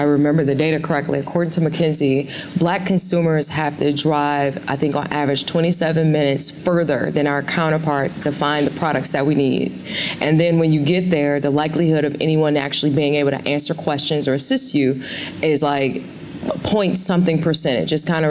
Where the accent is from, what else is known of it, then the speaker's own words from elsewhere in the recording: Ghana; I'm originally from Ghana, are there new products that are launching there?